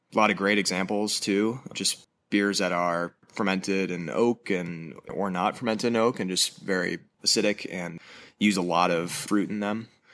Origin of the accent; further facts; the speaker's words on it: Madison, Wisconsin, United States; moved away as an adult; now in Boulder, United States; I was born and raised in Madison, Wisconsin